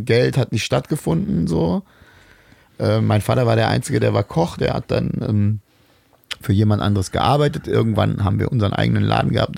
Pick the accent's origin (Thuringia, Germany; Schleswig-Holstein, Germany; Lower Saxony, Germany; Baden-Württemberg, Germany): Lower Saxony, Germany; Bad Pyrmont; ich bin aber in Bad Pyrmont aufgewachsen